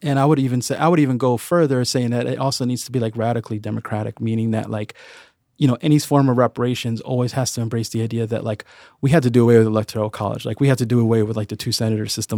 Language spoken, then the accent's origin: English; Chicago, Illinois, United States; I grew up in the northwest side of Chicago. I grew up in Edgebrook